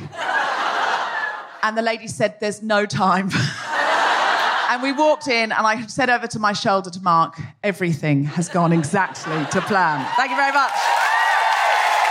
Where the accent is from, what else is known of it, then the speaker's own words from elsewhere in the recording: Australia; I'm Australian.